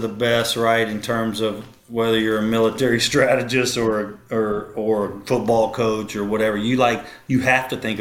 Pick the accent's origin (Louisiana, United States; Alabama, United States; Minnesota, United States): Louisiana, United States; Shreveport; I grew up with Toms in Shreveport